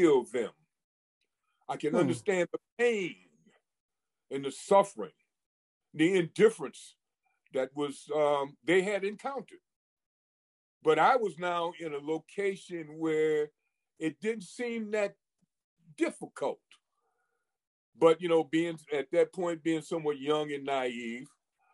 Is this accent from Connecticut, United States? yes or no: yes; Hartford, Connecticut, United States; I grew up in Bellevue Square in the north end of Hartford, raised by a single parent